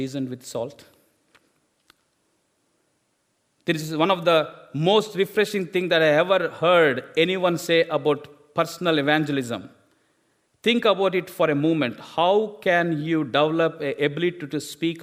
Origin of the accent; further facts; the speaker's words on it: India; English is a second language; moved away as an adult; I've studied in my own language from India